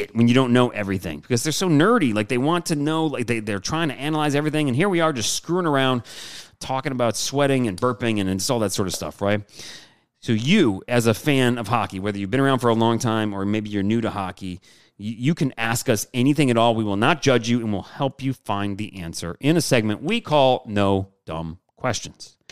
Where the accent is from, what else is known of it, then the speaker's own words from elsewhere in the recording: Michigan, United States; moved away; growing up in Michigan